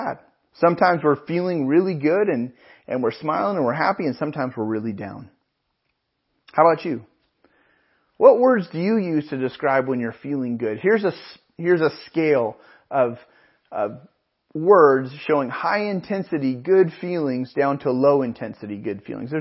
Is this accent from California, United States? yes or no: yes; Pismo Beach, California, United States; I grew up in Pismo Beach and up in the Central Coast, and our home growing up was about a mile from the ocean